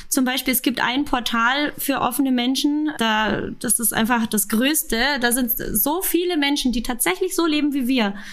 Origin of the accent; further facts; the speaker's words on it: Munich, Bavaria, Germany; ich bin gebürtige Münchnerin